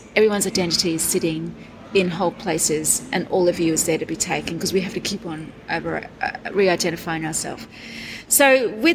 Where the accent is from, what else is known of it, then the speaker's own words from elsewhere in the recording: Brisbane, Queensland, Australia; I'm from Brisbane